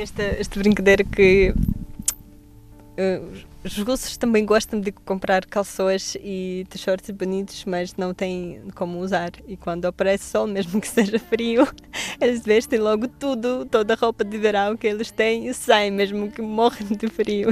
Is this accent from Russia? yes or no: yes; Petrozavodsk, Republic of Karelia, Russia; Portuguese is a second language; moved away as an adult; now in Lisbon, Portugal; vim da Rússia há dois anos, eh, moro cá agora em Lisboa. Vim de uma cidade pequenina que se chama Petrozavodsk